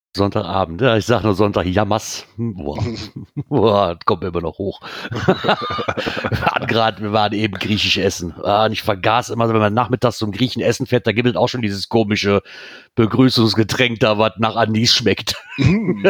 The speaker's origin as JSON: {"language": "German", "country": "Netherlands", "said": "Ich komme aus Holland."}